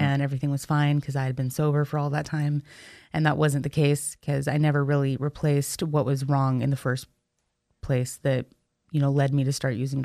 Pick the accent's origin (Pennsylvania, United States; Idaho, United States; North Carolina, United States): Idaho, United States; Boise; So I'm from Boise, Idaho